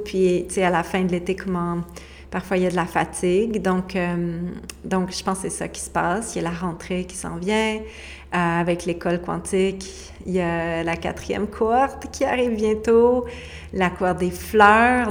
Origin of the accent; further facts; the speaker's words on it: Quebec, Canada; moved away as an adult; now in Costa Rica; on a quitté le Québec